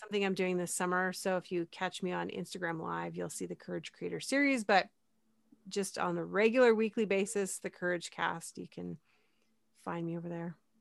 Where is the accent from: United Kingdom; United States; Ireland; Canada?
Canada; I'm Canadian